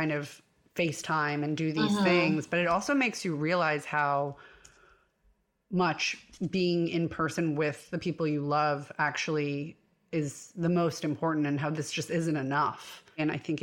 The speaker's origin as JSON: {"language": "English", "region": "New York", "country": "United States", "said": "being a New Yorker"}